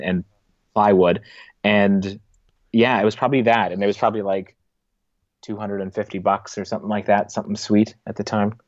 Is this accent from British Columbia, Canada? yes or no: no; Niverville, Manitoba, Canada; I grew up in the Russian Mennonite community